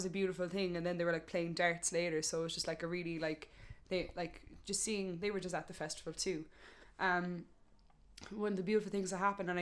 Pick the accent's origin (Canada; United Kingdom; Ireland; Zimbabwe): Ireland; Cork, Munster; accent: thick Cork; my thick Cork accent